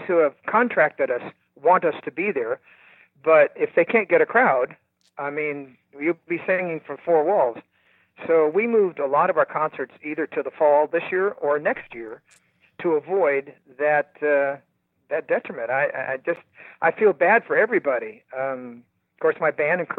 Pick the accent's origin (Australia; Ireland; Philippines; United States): United States; Sacramento, California; now in Franklin, United States; I was 12 years old, growing up in North Sacramento, California